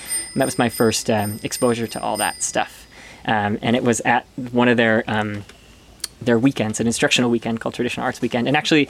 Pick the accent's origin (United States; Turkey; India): United States; Mount Pleasant, Michigan; Very close to where we are now, actually, about a half an hour or 45 minutes from where we are now in a town called Mount Pleasant, Michigan.